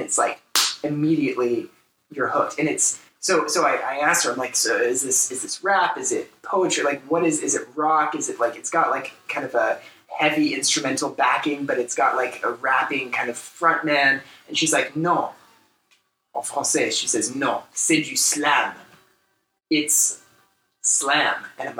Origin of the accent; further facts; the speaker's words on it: United States; as three American dudes sitting here